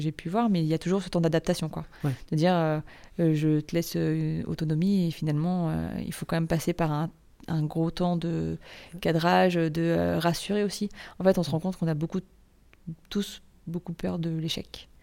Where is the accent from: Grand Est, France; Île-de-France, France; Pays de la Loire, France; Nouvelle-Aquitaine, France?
Pays de la Loire, France; Nantes; moved away as an adult; now in Rennes, France; je suis originaire de Nantes